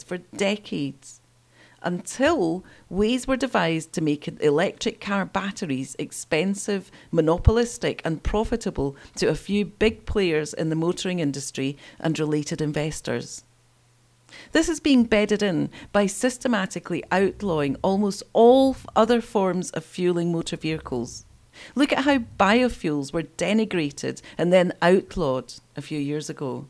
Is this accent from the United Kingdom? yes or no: yes; Scotland, United Kingdom; Scotland, my home country